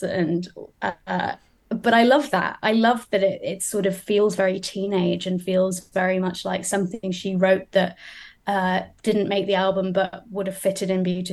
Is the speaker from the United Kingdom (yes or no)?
yes; Wolverhampton, West Midlands, United Kingdom; also born or lived in United States; I was raised largely in Wolverhampton